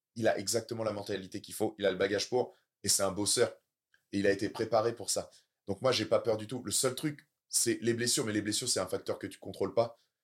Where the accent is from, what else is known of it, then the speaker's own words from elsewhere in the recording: Caen, Normandy, France; j'ai encore mes clubs euh, qui sont là-bas, et puis voilà, euh, c'est là où j'ai, c'est là où j'ai grandi